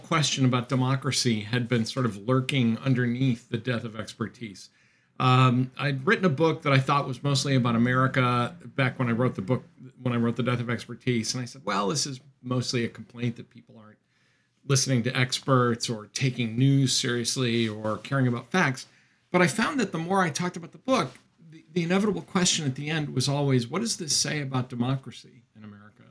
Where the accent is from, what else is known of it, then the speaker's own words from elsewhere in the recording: Massachusetts, United States; now in Rhode Island, United States; We're both from Massachusetts